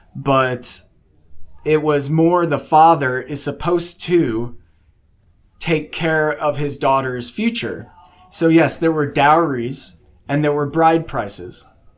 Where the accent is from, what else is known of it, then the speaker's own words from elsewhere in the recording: Illinois, United States; moved away as an adult; also born or lived in South Carolina / Washington / Nebraska / Arkansas; now in Texas, United States; I grew up in Southern Illinois near St. Louis. I moved to South Carolina, then Washington State. We lived in Nebraska, Arkansas, Oklahoma, and now Texas, and we planted roots in Texas.